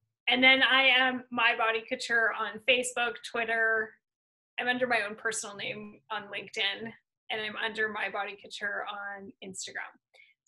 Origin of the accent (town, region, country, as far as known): Canada